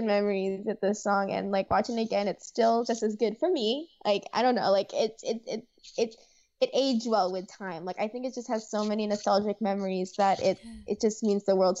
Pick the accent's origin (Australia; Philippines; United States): Philippines; I grew up in the Philippines